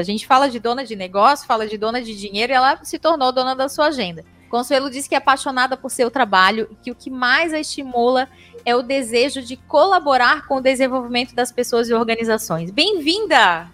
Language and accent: Portuguese; Florianópolis, Santa Catarina, Brazil; accent: manezinho da ilha; vocês estão ouvindo o meu sotaque, manezinha da ilha, aqui de Florianópolis, uma fala arrastada.